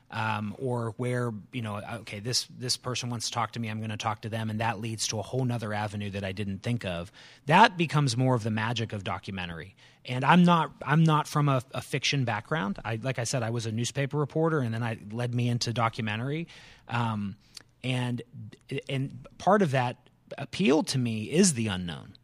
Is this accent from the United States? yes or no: yes; Canton, Ohio, United States; moved away as an adult; also born or lived in North Carolina; now in Winston-Salem, United States; born and raised in the Canton, Ohio area